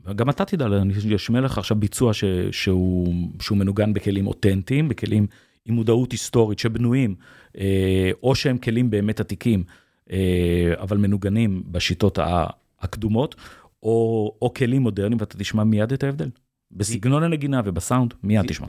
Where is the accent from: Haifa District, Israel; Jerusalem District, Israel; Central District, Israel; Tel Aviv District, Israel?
Central District, Israel; Kfar Monash; גדלתי בעמק חפר